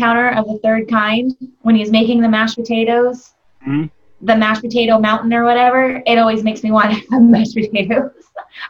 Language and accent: English; San Francisco Bay Area, California, United States; I was born and raised in the San Francisco Bay Area.